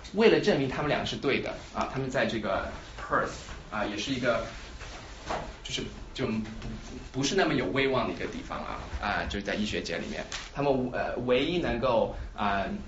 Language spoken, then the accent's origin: Chinese; Shanghai, China; moved away as an adult; also born or lived in Sichuan / St. Louis, United States; now in Philadelphia, United States; 我的背景是我是在四川出生，然后上海长大，然后十八岁的时候来这个，呃，在来美国从本科开始读的